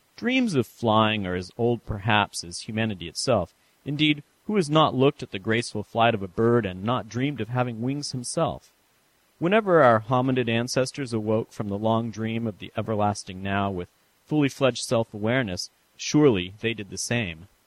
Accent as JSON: {"language": "English", "town": "San Francisco", "region": "California", "country": "United States", "tie": "born or raised there", "moved": "yes", "said": "my hometown of San Francisco"}